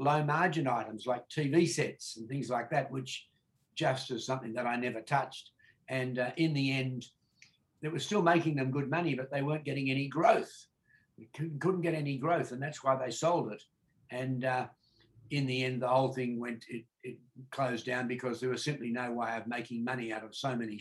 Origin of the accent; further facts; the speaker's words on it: Australia; born here in the 1940s